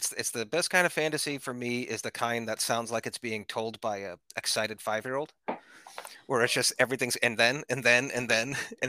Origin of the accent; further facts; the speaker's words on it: New England, United States; Yes, I'm from